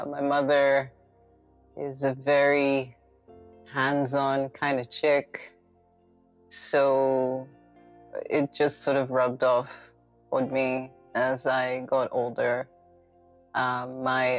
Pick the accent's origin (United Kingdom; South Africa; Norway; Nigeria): Nigeria; Lagos; I grew up in Lagos, Ikoyi specifically.